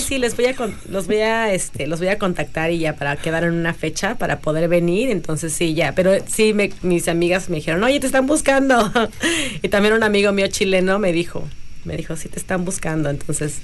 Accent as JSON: {"language": "Spanish", "region": "Mexico City", "country": "Mexico", "said": "Soy de la Ciudad de México."}